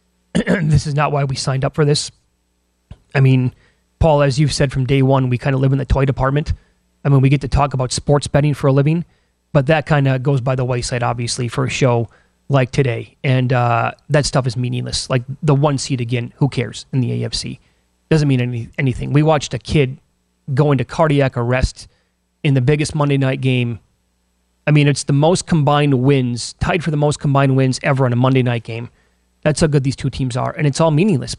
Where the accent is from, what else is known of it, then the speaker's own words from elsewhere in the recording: Midwest, United States; I'm from the Midwest